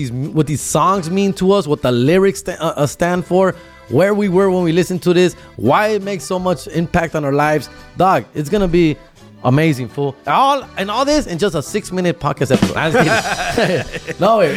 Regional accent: Huntington Park, California, United States; from Huntington Park, California, Southeast LA, for you guys who don't know where that is. And I grew up with my boy, one of my best childhood friends

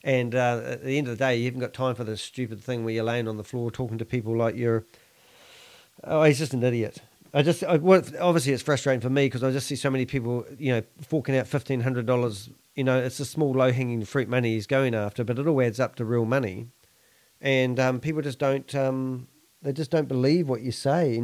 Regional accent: New Zealand; I'm a Kiwi.

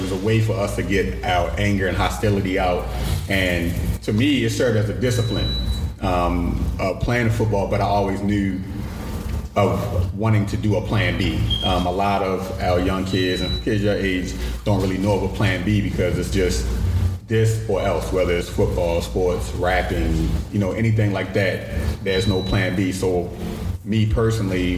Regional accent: Baltimore, Maryland, United States; Growing up in Baltimore City, I grew up West Baltimore, grew up in Emerson Village.

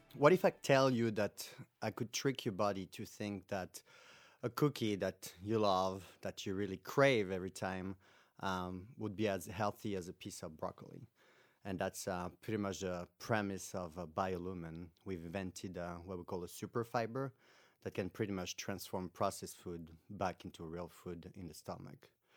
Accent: France; moved away as an adult; now in United States; I came from France originally, where, there I got my master's

